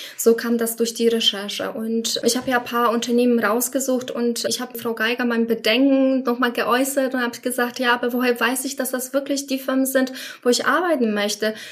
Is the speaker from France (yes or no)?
no; Poland; German is a second language; moved away as an adult; now in Germany; Ich komme ursprünglich aus Polen